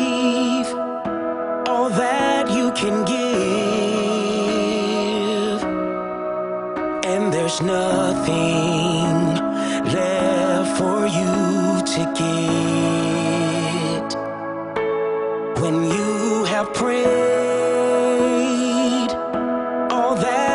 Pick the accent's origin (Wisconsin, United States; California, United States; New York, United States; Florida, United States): Florida, United States; Tampa; Well, Tampa is a melting pot, but it's not a melting pot.